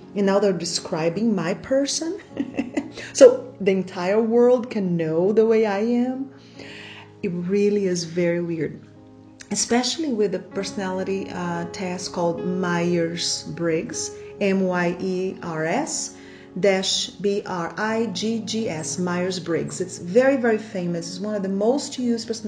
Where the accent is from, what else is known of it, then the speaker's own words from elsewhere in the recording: Brazil; first language Portuguese; English is a second language; I'm Brazilian, Portuguese is my first language